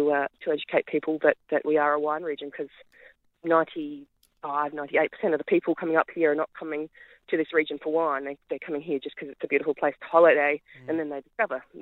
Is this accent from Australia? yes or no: yes; South Australia, Australia; accent: South Australian; moved away as an adult; also born or lived in Great Western, Victoria / Alpine Valleys, Victoria; now in Victoria, Australia; I'm South Australian originally